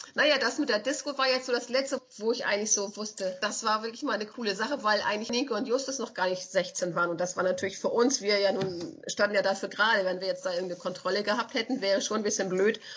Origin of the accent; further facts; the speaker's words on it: Schleswig-Holstein, Germany; als Schleswig-Holsteiner